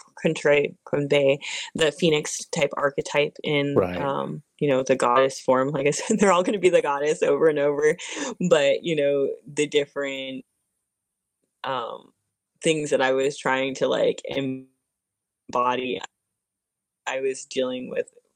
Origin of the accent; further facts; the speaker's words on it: Arizona, United States; I grew up in Arizona for the most part